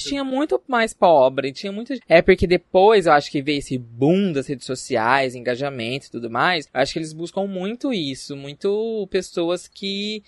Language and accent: Portuguese; Barretos, São Paulo, Brazil; moved away as an adult; now in São José do Rio Preto, Brazil; sou natural de Barretos, terra do peão, mas moro em São José do Rio Preto já faz 8 anos